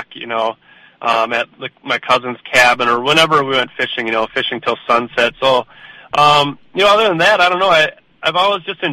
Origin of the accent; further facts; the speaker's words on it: Brainerd, Minnesota, United States; I was born in Brainerd, Minnesota